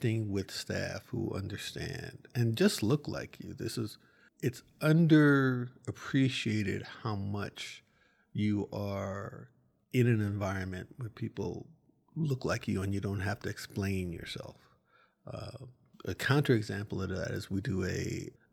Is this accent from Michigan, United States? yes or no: no; New York City, New York, United States; also born or lived in Oakland, California / Los Angeles, California / Chicago, Illinois; now in Fort Collins, United States; I grew up in the Bronx, spent a lot of time in California, Oakland Bay Area, LA area, and Chicago